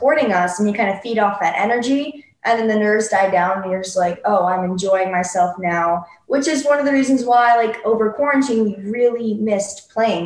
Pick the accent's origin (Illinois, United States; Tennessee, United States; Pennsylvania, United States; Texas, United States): Illinois, United States; Chicago; growing up in the Chicago music scene